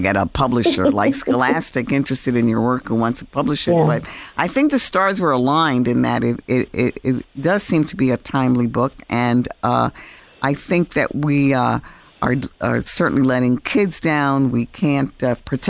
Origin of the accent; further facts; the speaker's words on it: New York City, New York, United States; I'm Puerto Rican, New Yorican, actually. I was born in New York City.